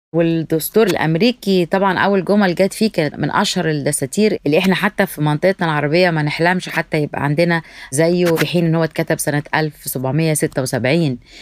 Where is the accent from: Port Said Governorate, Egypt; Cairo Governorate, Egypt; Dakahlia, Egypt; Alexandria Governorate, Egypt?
Alexandria Governorate, Egypt; Alexandria; moved away as an adult; now in New York, United States; أنا من اسكندرية خريجة جامعة اسكندرية